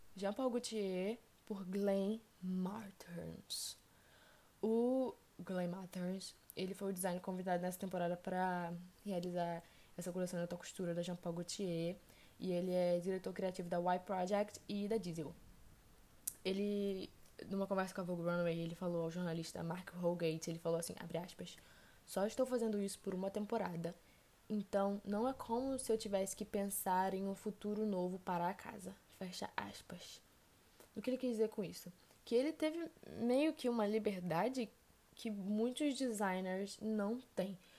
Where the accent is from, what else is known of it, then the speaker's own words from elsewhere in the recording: Brazil; eu não sou italiana, eu sou brasileira